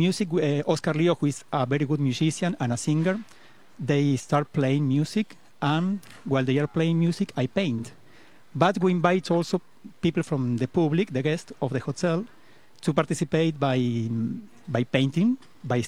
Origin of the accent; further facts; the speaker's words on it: Argentina; English is a second language; moved away as an adult; now in Costa Rica; Originally, I am from Argentina. But I came to Costa Rica 22 years ago, and I decided to live here